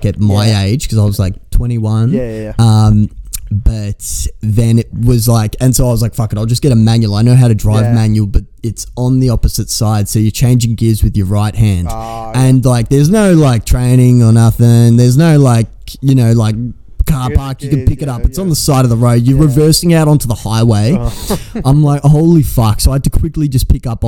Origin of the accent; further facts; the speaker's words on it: Australia; I'm from Australia.